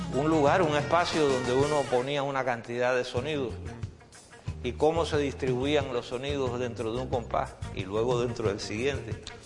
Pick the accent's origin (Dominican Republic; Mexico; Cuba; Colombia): Cuba; San Antonio; born or raised there